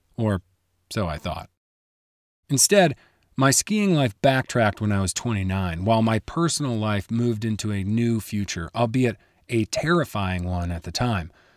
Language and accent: English; Midwest, United States; moved away as an adult; also born or lived in Chicago; now in Colorado, United States; I grew up in the Midwest